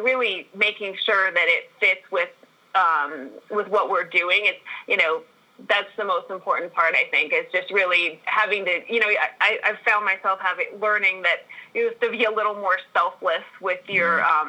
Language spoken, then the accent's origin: English; Park City, Utah, United States; also born or lived in Missouri; So I am from Utah and from Park City, and I'm currently sitting in Park City in the mountains right now.